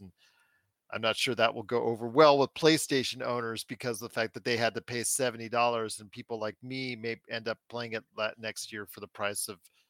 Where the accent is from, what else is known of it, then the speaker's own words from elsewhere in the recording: Canada; as a Canadian and a proud Canadian